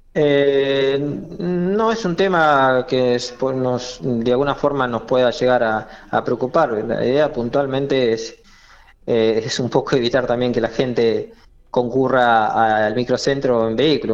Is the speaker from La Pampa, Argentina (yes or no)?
yes; Monte Nievas, La Pampa, Argentina; also born or lived in Eduardo Castex; Yo soy de Montenievas y bueno, en Montenievas los que hicimos la secundaria fuimos fuimos a Castex